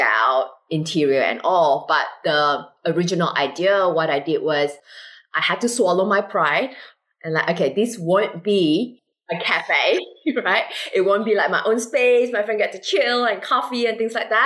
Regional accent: Malaysia; now in Singapore; I'm originally from Malaysia

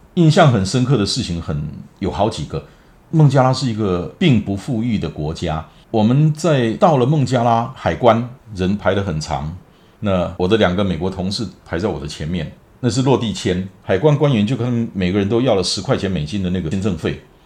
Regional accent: Taiwan; 我从台湾来

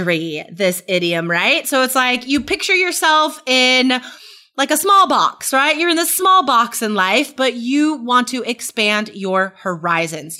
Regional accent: West Coast, United States; I grew up on the West Coast

